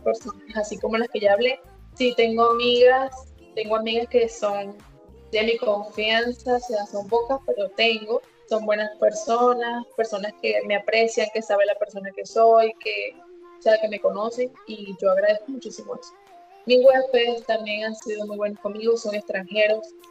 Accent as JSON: {"language": "Spanish", "country": "Venezuela", "moved": "as an adult", "lives_now": "Medellín, Colombia", "said": "tú eres venezolano igual que yo"}